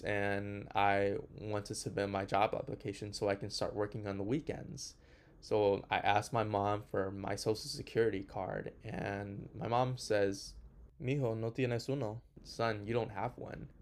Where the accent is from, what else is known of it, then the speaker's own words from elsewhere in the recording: Houston, Texas, United States; also born or lived in Honduras; My family and I immigrated from Honduras to Houston in 2003. And whenever I first moved